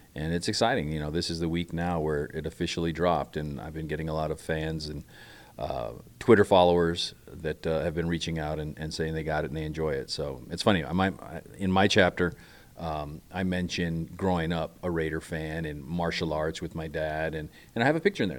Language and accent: English; Barstow, California, United States; growing up in Barstow, California